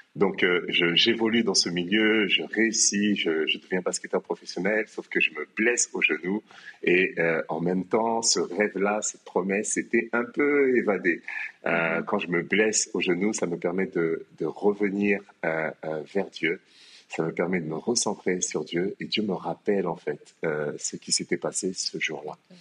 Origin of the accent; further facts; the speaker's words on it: France; moved away as an adult; now in Kinshasa, DR Congo; moi je suis né à Kinshasa, mais j'ai quitté euh, Kinshasa à l'âge de 5 ans pour la France. Et en France, donc j'ai grandi